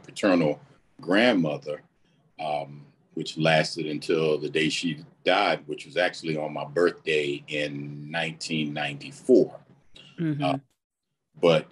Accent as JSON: {"language": "English", "town": "Wilmington", "region": "North Carolina", "country": "United States", "tie": "born or raised there", "said": "I grew up in Wilmington"}